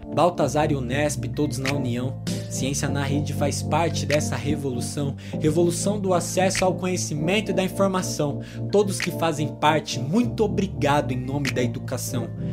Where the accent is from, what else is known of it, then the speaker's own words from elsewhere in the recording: Marília, São Paulo, Brazil; 19 anos, nascido e criado em Marília